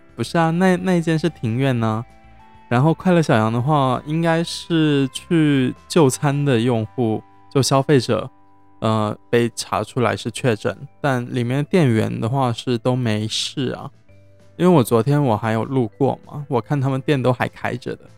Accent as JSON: {"language": "Chinese", "region": "Zhejiang", "country": "China", "moved": "yes", "lives_now": "Cambodia", "said": "我是浙江的"}